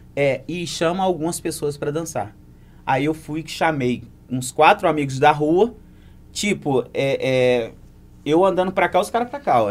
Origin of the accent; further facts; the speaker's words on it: Muriaé, Minas Gerais, Brazil; Eu sou cria de Santa Terezinha com Marambaia